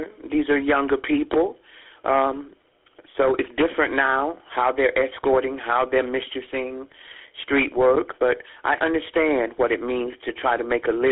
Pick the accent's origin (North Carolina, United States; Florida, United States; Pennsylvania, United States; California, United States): North Carolina, United States; Jacksonville; moved away as an adult; also born or lived in New York; growing up in Jacksonville, North Carolina